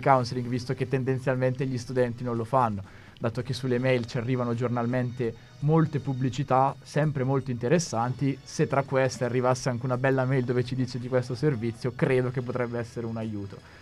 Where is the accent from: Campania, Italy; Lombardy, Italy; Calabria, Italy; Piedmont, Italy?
Lombardy, Italy; Bergamo; accent: bergamasco; col mio accento bergamasco